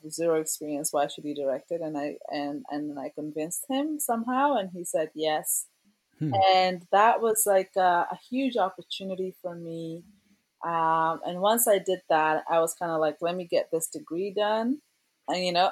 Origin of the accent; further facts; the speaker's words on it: Kenya; also born or lived in Toronto, Canada; now in Canada; In elementary school, I was born in Kenya, and we would have poetry, like school competitions